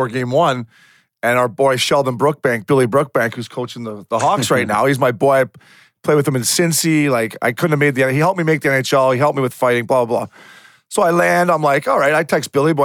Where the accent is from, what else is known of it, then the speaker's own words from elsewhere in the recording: outside Toronto, Ontario, Canada; I grew up outside Toronto